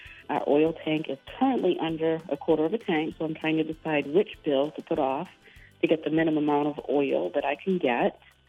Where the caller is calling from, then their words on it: Windham, Maine, United States; I am calling from Wyndham.